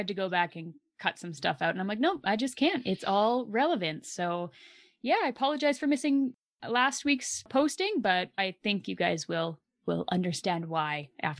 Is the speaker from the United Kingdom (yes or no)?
no; Canada; One time while traveling internationally, I told a couple I was from Canada, and right away they assumed that I lived in an igloo in my lifetime.